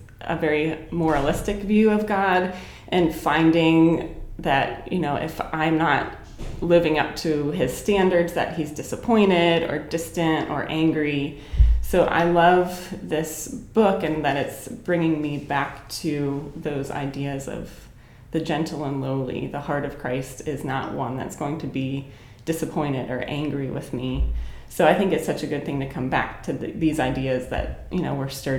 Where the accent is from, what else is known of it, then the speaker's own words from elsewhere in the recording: Pittsburgh, Pennsylvania, United States; moved away as an adult; now in Lancaster, United States; I grew up in Pittsburgh